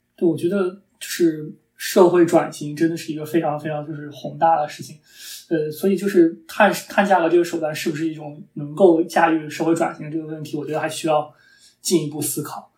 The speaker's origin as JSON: {"language": "Chinese", "country": "China", "said": "我们中国人"}